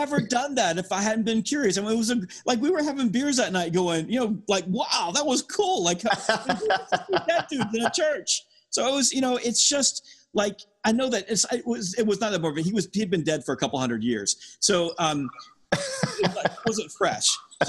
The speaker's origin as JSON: {"language": "English", "region": "the South", "country": "United States", "said": "I'm from the South."}